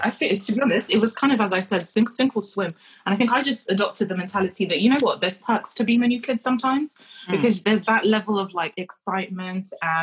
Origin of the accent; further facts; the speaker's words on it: Kenya; born there; So I didn't grow up in the UK. I was born in Kenya.